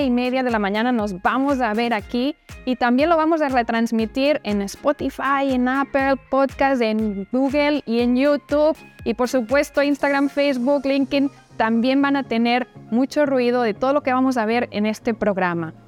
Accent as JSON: {"language": "Spanish", "town": "Barcelona", "region": "Catalonia", "country": "Spain", "moved": "yes", "said": "en Barcelona, de donde yo soy"}